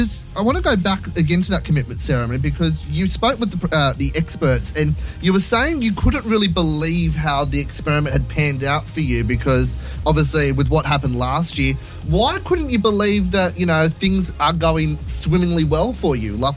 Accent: Gosford, New South Wales, Australia; I'm from Gosford.

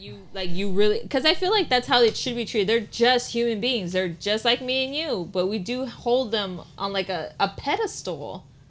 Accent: Puebla, Mexico; English is a second language; now in United States; I grew up in Puebla

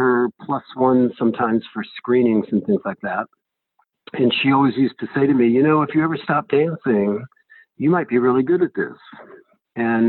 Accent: Los Angeles, California, United States; I grew up in Los Angeles with the Hollywood sign outside my bedroom window

